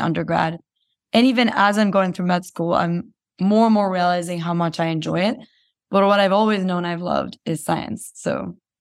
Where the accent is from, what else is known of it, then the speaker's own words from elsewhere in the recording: Guatemala; moved away as an adult; I was born and raised in Guatemala